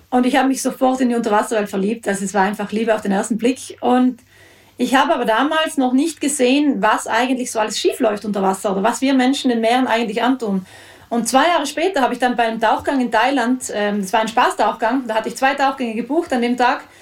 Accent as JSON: {"language": "German", "region": "Trentino-Alto Adige", "country": "Italy", "said": "Ja, genau. Ich bin aus Südtirol, ja."}